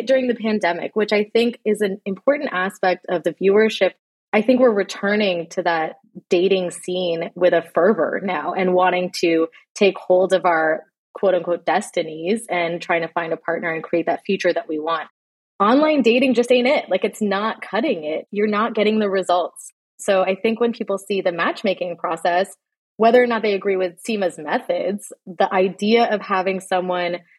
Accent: Canada; I grew up in Canada. I was born and raised here.

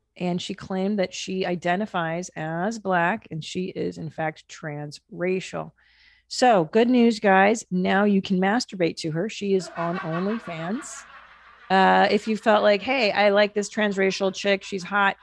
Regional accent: Los Angeles, California, United States; growing up in Los Angeles

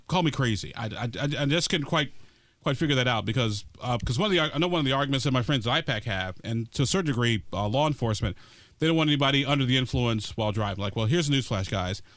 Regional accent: Illinois, United States; I'm from Illinois

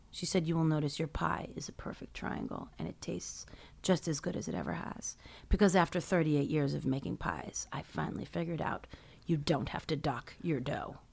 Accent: New York City, New York, United States; I grew up in Midtown, across from the Carnegie Deli

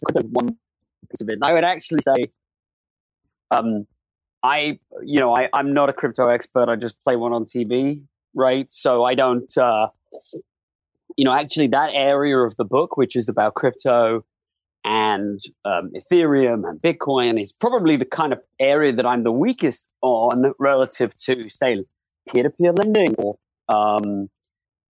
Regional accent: United Kingdom; now in United States; I'm a Brit, but I'm live more time in America

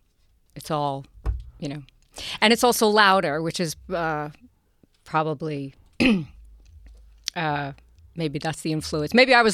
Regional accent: New York City, New York, United States; I really liked growing up in Queens

